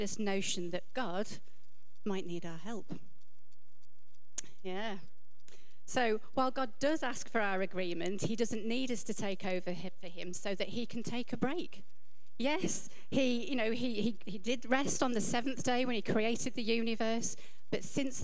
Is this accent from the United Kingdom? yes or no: yes; United Kingdom; as British people